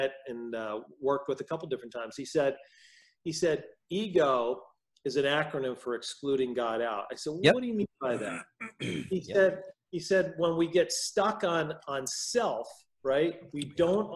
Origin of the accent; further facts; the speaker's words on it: New York metropolitan area, United States; accent: New York; moved away as an adult; now in Wisconsin, United States; I'm originally from the New York metropolitan area, born and raised there